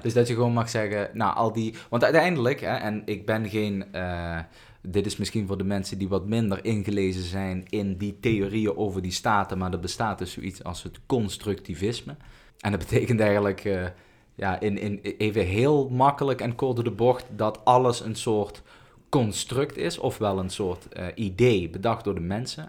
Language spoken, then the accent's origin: Dutch; Netherlands; ik ben gewoon een Nederlander